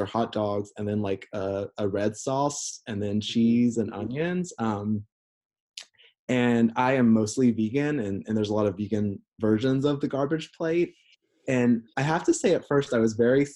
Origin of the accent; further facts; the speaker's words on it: North Central Florida, United States; growing up as a queer person in the deep rural South of North Central Florida